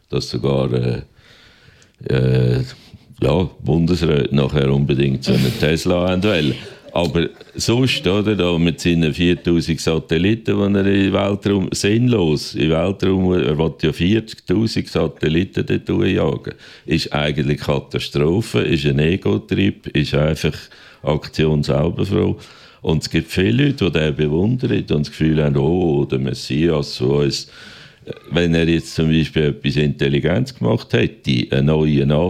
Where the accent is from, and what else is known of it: Aargau, Switzerland